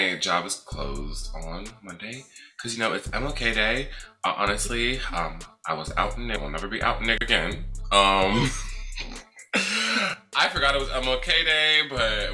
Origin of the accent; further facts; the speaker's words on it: New Jersey, United States; moved away; I'm from New Jersey